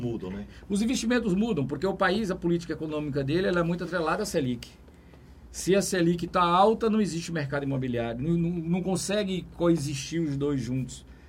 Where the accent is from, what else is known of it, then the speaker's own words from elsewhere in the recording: Teresina, Piauí, Brazil; sou lá de Teresina e sempre venho para cá